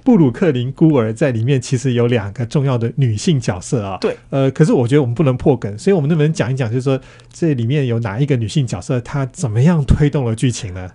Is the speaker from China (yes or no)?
no; Taiwan; 我们台湾人